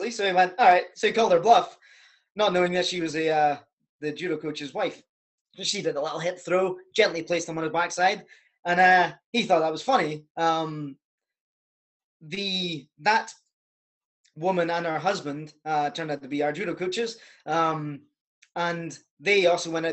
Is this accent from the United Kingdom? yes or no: yes; Scotland, United Kingdom; also born or lived in Canada; my accent doesn't sound like it now. I'm actually Canadian. So when I was 5 or 6 years old, moved to the country in Scotland